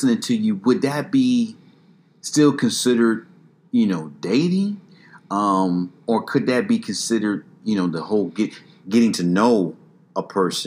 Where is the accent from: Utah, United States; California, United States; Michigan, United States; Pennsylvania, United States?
Michigan, United States; Detroit; now in Texas, United States; now I'm in Texas from Detroit